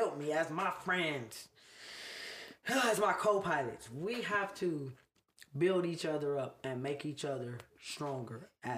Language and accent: English; Los Angeles, California, United States; now in Atlanta, United States; I'm from the jungle.